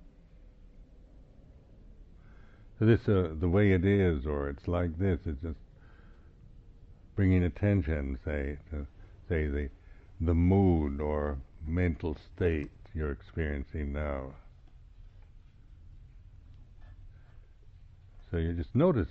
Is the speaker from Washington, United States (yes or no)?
yes; Seattle, Washington, United States; moved away as an adult; also born or lived in California / Sabah, Borneo / Thailand; now in England; I'm actually from Seattle, northwestern United States